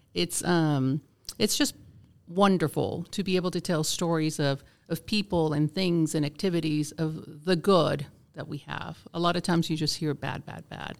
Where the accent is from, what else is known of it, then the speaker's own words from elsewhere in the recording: Vieques, Puerto Rico; first language Spanish; English is a second language; also born or lived in Georgia, United States; now in Cherokee County, Georgia, United States; I was born and raised in a small island off the coast of Puerto Rico called Vieques